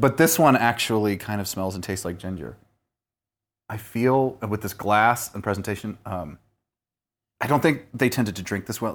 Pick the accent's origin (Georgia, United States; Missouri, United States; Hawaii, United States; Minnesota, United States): Missouri, United States; Southern; I'm from Southern Missouri.